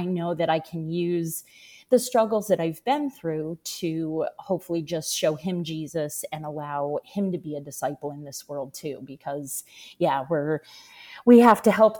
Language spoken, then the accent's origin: English; Washington, District of Columbia, United States; moved away as an adult; now in Jacksonville, United States; I now live in Jacksonville, Florida. I grew up in Washington, D.C.